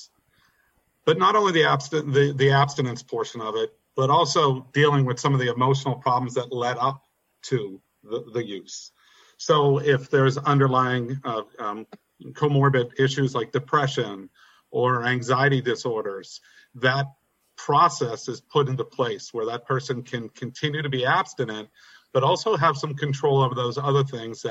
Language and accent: English; Pittsburgh, Pennsylvania, United States; Born and raised in Brookline. Went to Brashear High School, Brookline Elementary